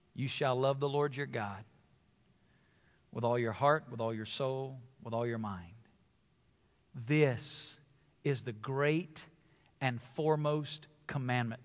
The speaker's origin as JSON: {"language": "English", "region": "the South", "country": "United States", "tie": "born or raised there", "said": "I come from the South. It's where I was born and raised"}